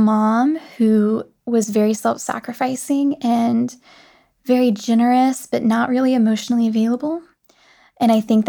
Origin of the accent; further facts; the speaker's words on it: the South, United States; accent: Southern; Like, I'm from the South originally, and you wouldn't know it to hear my voice.